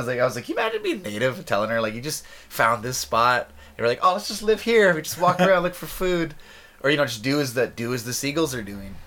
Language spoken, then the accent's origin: English; interior of British Columbia, Canada; I'm from Sycas First Nation uh, in the interior of British Columbia